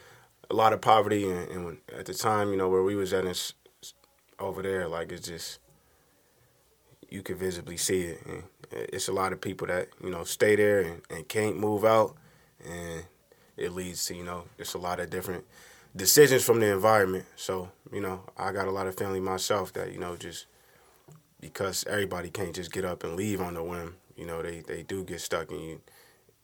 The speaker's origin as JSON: {"language": "English", "town": "DeKalb", "region": "Illinois", "country": "United States", "tie": "born or raised there", "also_born_or_lived": "Chicago, Illinois / Maryland", "moved": "as an adult", "lives_now": "Minnesota, United States", "said": "I was born in DeKalb, Illinois. My family, largely out of Chicago"}